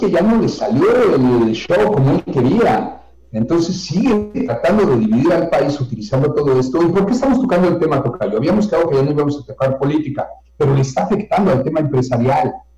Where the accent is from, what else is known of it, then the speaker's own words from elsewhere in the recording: Mexico; somos mexicanos